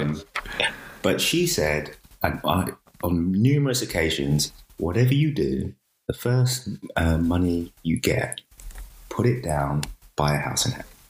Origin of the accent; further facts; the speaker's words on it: United Kingdom; we grew up in Thatcher's Britain